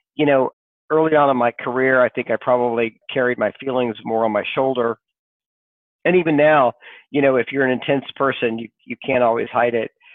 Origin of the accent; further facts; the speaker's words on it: Sequim, Washington, United States; also born or lived in Kansas; I grew up in the Pacific Northwest